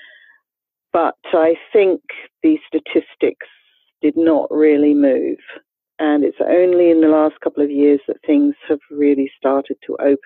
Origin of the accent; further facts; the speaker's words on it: Australia; moved away; I am an immigrant to this country myself. I grew up in Australia.